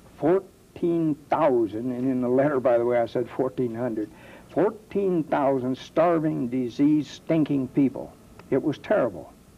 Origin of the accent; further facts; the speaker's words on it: Dayton, Ohio, United States; I am from Dayton, born on First Street here in Dayton, Ohio, and I've lived in this area all my life